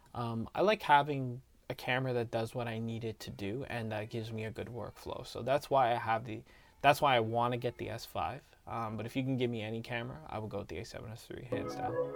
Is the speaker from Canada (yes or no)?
yes; Canada; we're from Canada